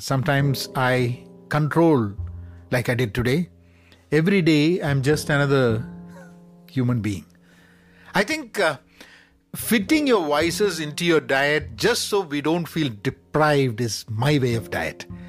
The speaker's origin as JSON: {"language": "English", "region": "Dubai", "country": "United Arab Emirates", "tie": "born or raised there", "said": "growing up in Dubai"}